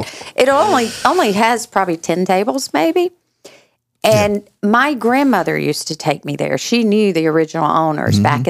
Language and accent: English; Macon, Georgia, United States; moved away; my hometown of Macon, Georgia.